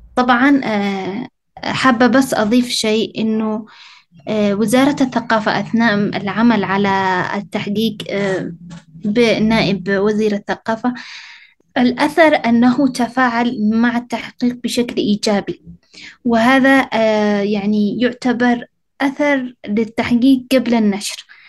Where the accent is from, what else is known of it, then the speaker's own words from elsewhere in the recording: Sanaa, Amanat Al Asimah, Yemen; أنا المدينة أنا عايشة فيها و-، وكبرت فيها وولدت فيها